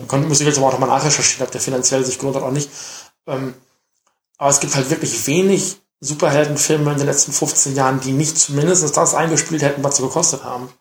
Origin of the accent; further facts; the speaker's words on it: Germany; bei uns in Deutschland